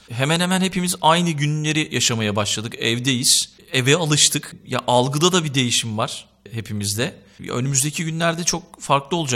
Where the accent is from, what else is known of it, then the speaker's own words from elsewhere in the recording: Tekirdağ, Turkey; also born or lived in Istanbul; ben Tekirdağ.